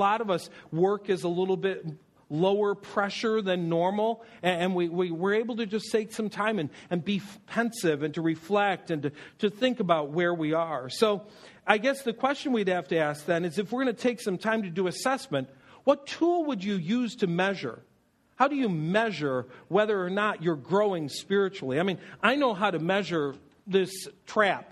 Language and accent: English; Buffalo, New York, United States; I grew up in Buffalo, and so we spent time in Toronto